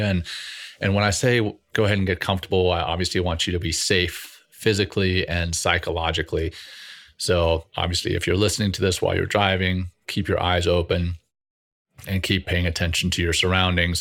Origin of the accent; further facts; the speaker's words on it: Ruston, Louisiana, United States; also born or lived in Cape Town, South Africa; I went through the schooling system in Ruston, Louisiana